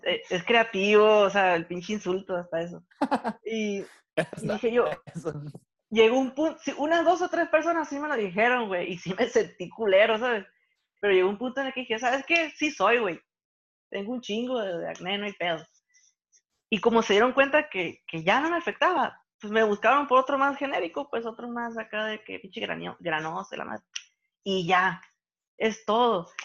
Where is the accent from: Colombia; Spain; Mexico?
Mexico; nosotros como mexicanos